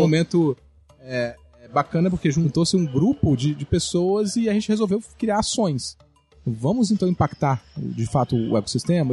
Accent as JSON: {"language": "Portuguese", "region": "Espírito Santo", "country": "Brazil", "said": "dá orgulho pra gente como capixaba"}